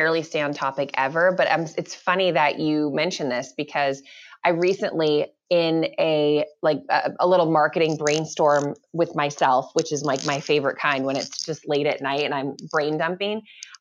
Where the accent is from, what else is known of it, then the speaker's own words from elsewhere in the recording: Tucson, Arizona, United States; I'm from Tucson, Arizona